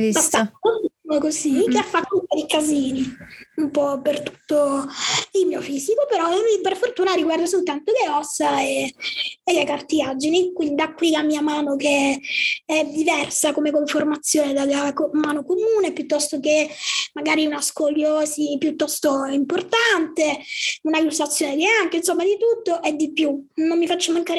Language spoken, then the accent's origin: Italian; Palermo, Sicily, Italy; sono di Palermo, quindi sono siciliana